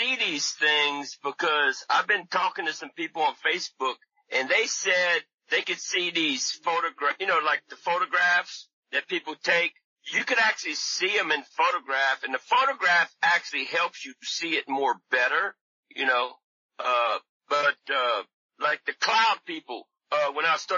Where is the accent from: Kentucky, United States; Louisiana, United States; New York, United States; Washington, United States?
Louisiana, United States; now in California, United States; I'm from Louisiana, but I moved to California to do research